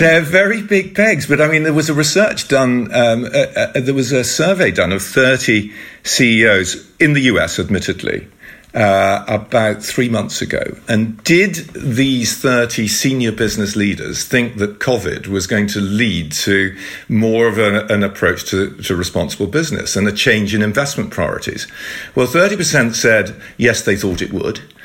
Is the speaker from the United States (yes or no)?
no; United Kingdom; speaking to each other in the Netherlands and, and we're both British.